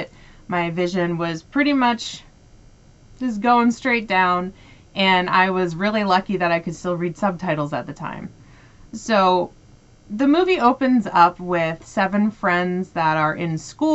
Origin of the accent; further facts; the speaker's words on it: United States; I'm American